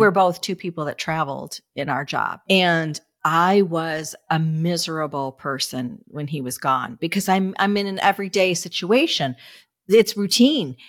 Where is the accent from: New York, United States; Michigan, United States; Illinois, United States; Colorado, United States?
Michigan, United States; now in Florida, United States; I'm from Michigan